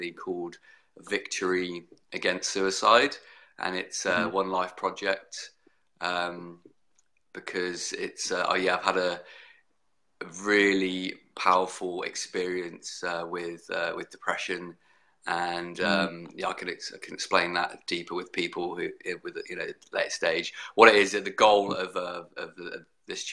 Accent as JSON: {"language": "English", "town": "Brighton", "region": "South East England", "country": "United Kingdom", "tie": "born or raised there", "also_born_or_lived": "Southampton, United Kingdom", "moved": "as an adult", "lives_now": "Brisbane, Australia", "said": "I was born in Brighton in the UK"}